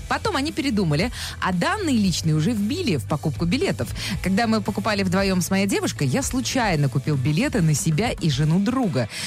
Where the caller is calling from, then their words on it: Naberezhnye Chelny, Tatarstan, Russia; Э, Набережные Челны, Татарстан.